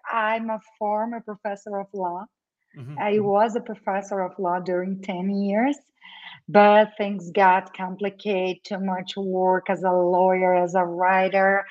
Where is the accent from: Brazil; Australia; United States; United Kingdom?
Brazil; South Brazil; first language Portuguese; English is a second language; moved away; also born or lived in Argentina; I'm originally from South Brazil.